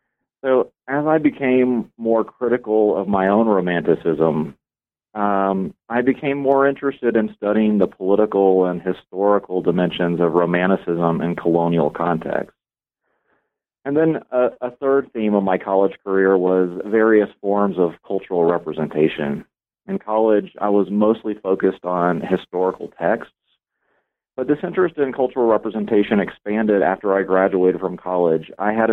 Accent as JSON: {"language": "English", "town": "Atlanta", "region": "Georgia", "country": "United States", "tie": "born or raised there", "said": "I grew up in Atlanta, Georgia, and in high school, I became really fascinated with cultural difference."}